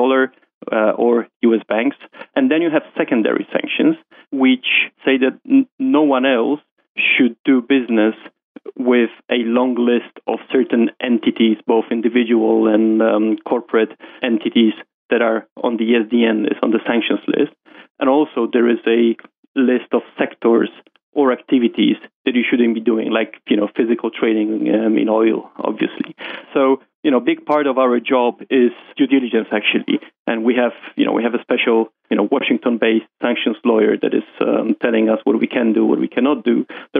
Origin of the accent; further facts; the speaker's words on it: Warsaw, Masovian Voivodeship, Poland; moved away as an adult; now in London, United Kingdom; Oh, no. … is a typical Polish name. So I'm from Poland, raised in Warsaw, moved to London when I got my first job in JP Morgan, and I've been there ever since.